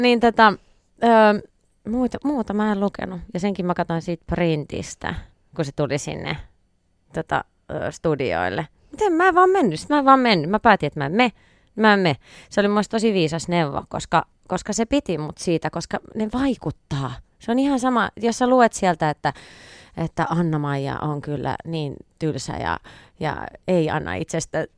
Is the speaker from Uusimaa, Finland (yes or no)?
no; Viiala, Pirkanmaa, Finland; moved away as an adult; now in Helsinki, Finland; lapsuuden ystävät, jotka, joita mullakin on niin tota, vielä oikein kourallinen viialasta